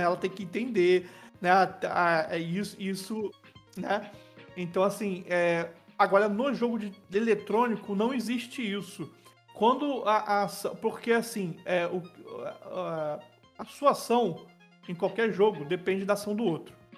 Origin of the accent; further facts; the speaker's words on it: Niterói, Rio de Janeiro, Brazil; Niterói é minha cidade, né, minha cidade natal, que eu vivo até hoje